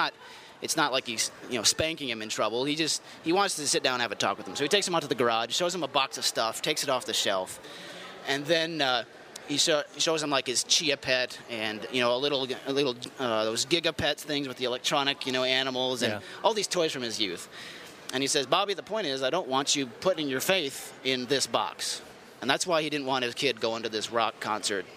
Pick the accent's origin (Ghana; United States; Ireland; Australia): United States; Portland; We grew up in Portland